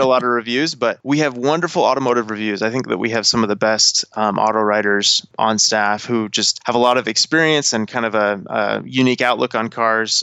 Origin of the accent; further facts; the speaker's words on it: Colorado, United States; moved away as an adult; now in Los Angeles, United States; born and raised in Colorado, where I spent most of my time before I got this job